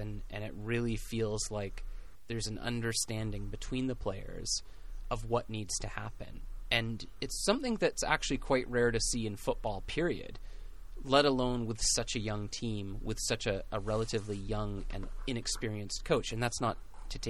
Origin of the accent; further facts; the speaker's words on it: Pacific FC's home, British Columbia, Canada; It's my hometown